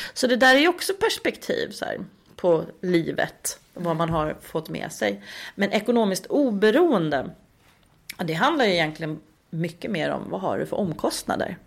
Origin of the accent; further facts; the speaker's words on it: Uppsala, Uppsala County, Sweden; moved away as an adult; also born or lived in Östersund; now in Stockholm, Sweden; i Uppsala där pluggade ju alla tills de typ blev en miljon år gamla. Liksom, för där är jag uppvuxen